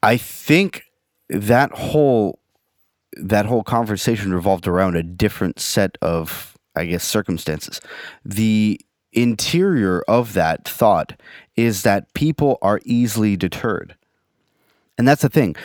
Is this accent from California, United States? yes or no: yes; San Francisco, California, United States; I grew up in San Francisco.